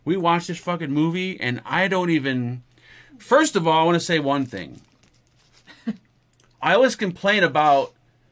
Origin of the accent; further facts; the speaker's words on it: United States; I'm American